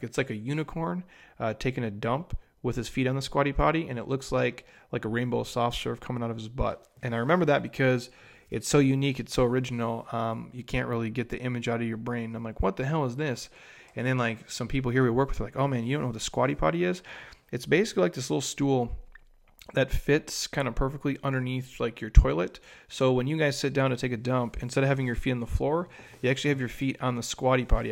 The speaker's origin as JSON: {"language": "English", "region": "Minnesota", "country": "United States", "tie": "born or raised there", "said": "I grew up in Minnesota"}